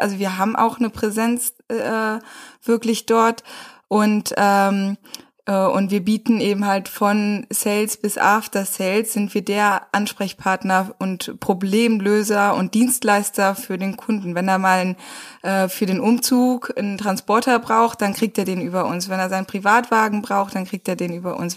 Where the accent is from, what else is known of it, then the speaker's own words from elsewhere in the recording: Rheine, North Rhine-Westphalia, Germany; moved away; Wir sind beide groß geworden in Rheine